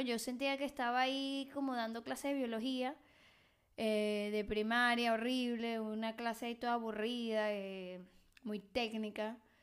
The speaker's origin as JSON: {"language": "Spanish", "country": "Venezuela", "also_born_or_lived": "Mexico", "moved": "yes", "lives_now": "Barcelona, Spain", "said": "yo soy venezolana, que vivió en México y vive en Barcelona"}